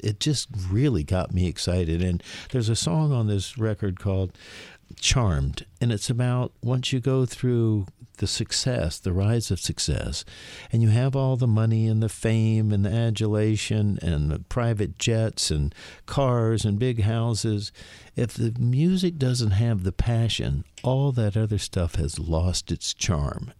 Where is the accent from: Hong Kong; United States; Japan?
United States; Gainesville, Florida; moved away as an adult; I was from Florida